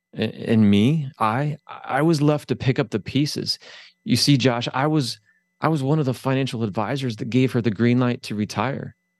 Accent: Findlay, Ohio, United States; I'm from Northwest Ohio, a little c, little town called Findlay

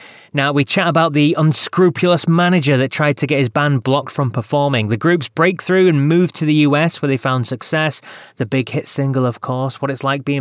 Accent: United Kingdom; We are two British English-speaking men

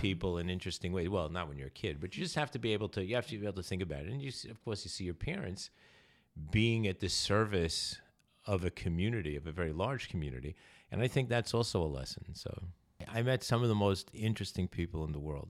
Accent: New York City, New York, United States; also born or lived in California; I grew up in New York

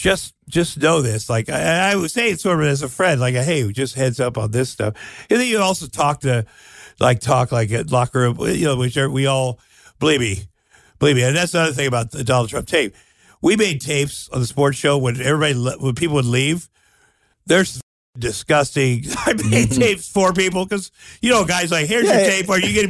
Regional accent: Iowa, United States; I grew up in Iowa

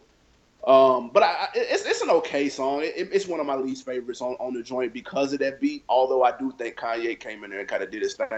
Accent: Queens, New York, United States; born there; I'm originally from, I was born in New York in Queens. So like, but I wasn't raised.

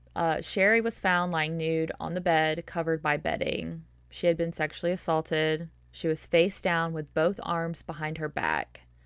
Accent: the South, United States; accent: southern; my southern accent

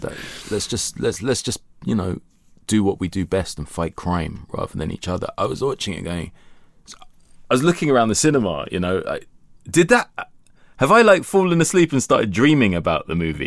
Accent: London, United Kingdom; being a Londoner

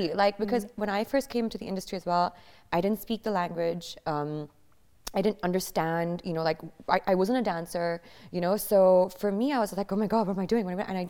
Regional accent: Bahrain; first language English; So I grew up in Bahrain, in the Middle East. And so the only thing that we spoke at home was English.

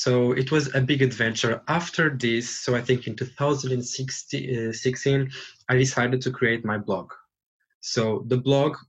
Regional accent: Portugal; now in Dublin, Ireland; I'm from Portugal.

